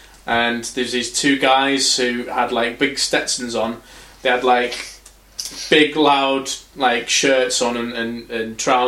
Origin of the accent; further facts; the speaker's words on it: England, United Kingdom; I was like, I'm from England.